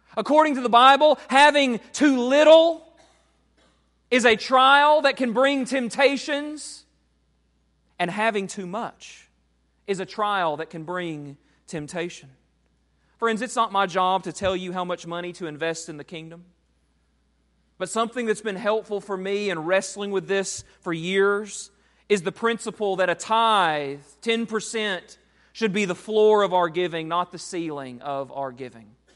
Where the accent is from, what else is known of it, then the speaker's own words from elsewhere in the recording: United States; we, as American Christians